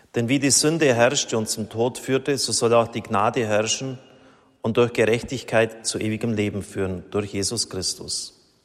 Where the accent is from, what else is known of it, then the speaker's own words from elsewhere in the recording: Germany; als Deutsche